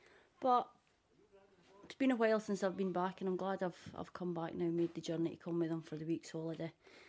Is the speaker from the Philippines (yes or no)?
no; Scotland, United Kingdom; also born or lived in Ireland; I was born and brought up in Scotland.